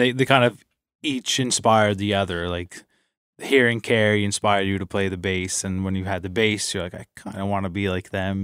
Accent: Inverness, Nova Scotia, Canada; moved away; in my hometown in Inverness at the, the Arts Center

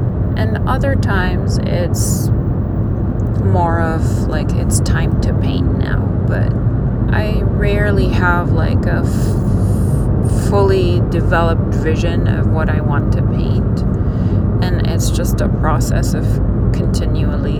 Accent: Lebanon; moved away as an adult

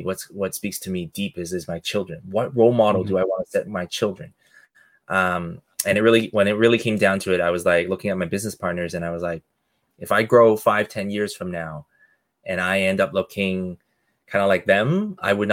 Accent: Canada; I'm Canadian born, but hardworking Asian family

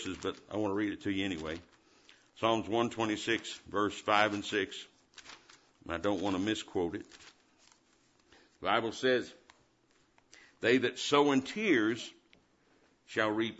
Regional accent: Indiana, United States; I was born and raised in Indiana

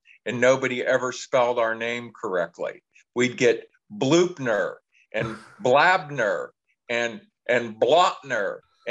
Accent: Pittsburgh, Pennsylvania, United States; also born or lived in New Bethlehem, Pennsylvania; I grew up in Pittsburgh in the city.

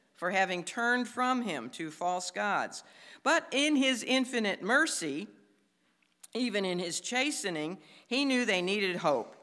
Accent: Chicago, Illinois, United States; I come from Chicago where there's a lot of skyscrapers

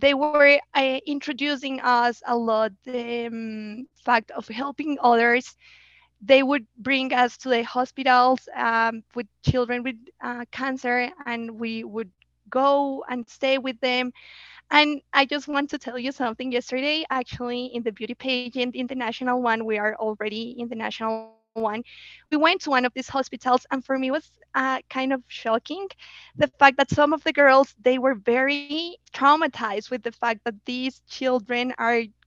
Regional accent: Bogota, Colombia; English is a second language; moved away; also born or lived in United States; I was living in Bogota. I was born in Bogota. I'm a city girl.

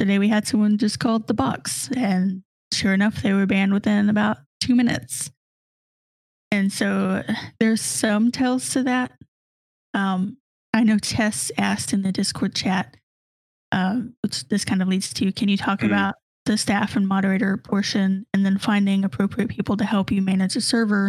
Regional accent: the South, United States; growing up in the South

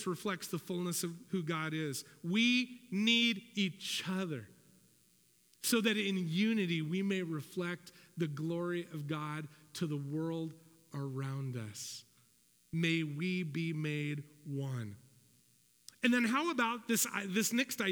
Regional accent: United States; I'm an American

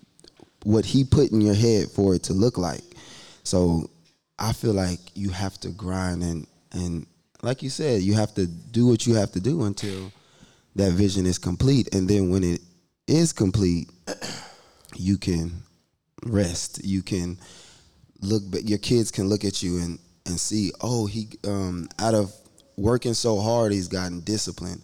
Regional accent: Nigeria; also born or lived in Germany; it's in my culture. I'm Nigerian.

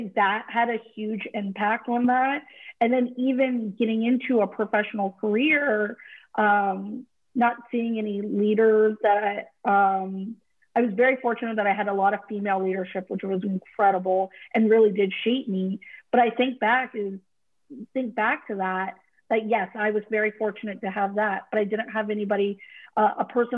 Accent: California, United States; even in a progressive state like California, I was the only person, my brother and I were the only children of color in our school

